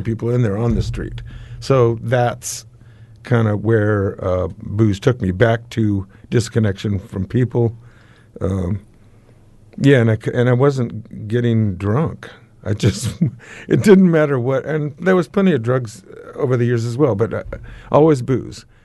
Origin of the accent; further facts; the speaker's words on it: United States; accent: American; now in New Zealand; I'm now, um, a ki, a, uh, New Zealand citizen, but I guess my accent gives me my origins away